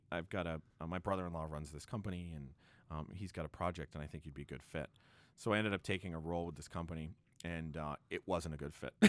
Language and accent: English; Quincy, Massachusetts, United States; I'm working with a friend of mine who's a BC High grad, actually, and also a Boston College grad, and we grew up together in Quincy.